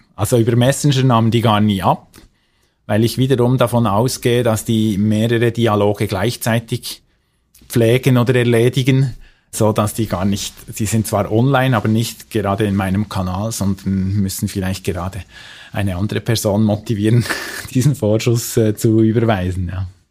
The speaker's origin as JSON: {"language": "German", "country": "Switzerland", "said": "bei uns in der Schweiz"}